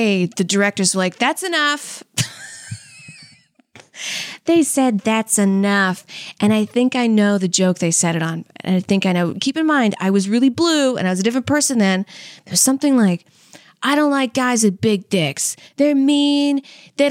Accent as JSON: {"language": "English", "region": "Louisiana", "country": "United States", "said": "I was from Louisiana"}